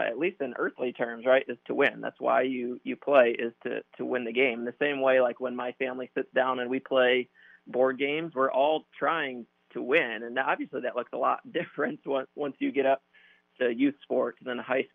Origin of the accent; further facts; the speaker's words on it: Grand Rapids, Michigan, United States; So I grew up in Grand Rapids, Michigan